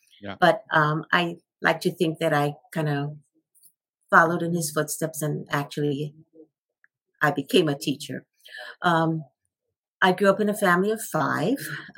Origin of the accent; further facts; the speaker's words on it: Hawaii, United States; I grew up in Hawaii in a pineapple plantation village. So it was a small community where everybody really cared about each other, and everybody was working in the pineapple industry, including my dad.